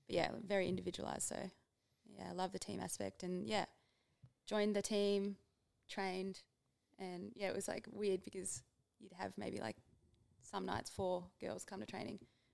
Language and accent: English; Melbourne, Victoria, Australia; we're flying to Melbourne. Like, that's my hometown.